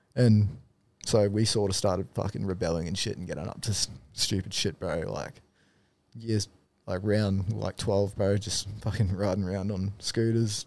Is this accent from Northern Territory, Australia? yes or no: yes; Darwin, Northern Territory, Australia; moved away; also born or lived in Rockhampton, Queensland; Lived a n, nice childhood there, bro, up in Darwin